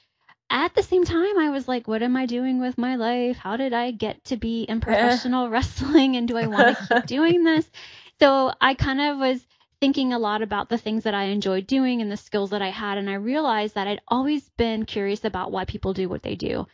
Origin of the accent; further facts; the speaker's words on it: Richmond, Virginia, United States; moved away as an adult; also born or lived in Atlanta, Georgia; I'm from Richmond, Virginia. I moved to Atlanta